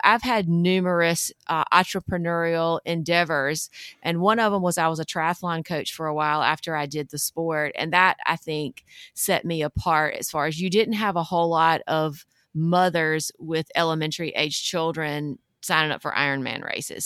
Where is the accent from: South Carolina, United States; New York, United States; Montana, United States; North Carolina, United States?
North Carolina, United States; I grew up in North Carolina in the South, um, very traditional Southern household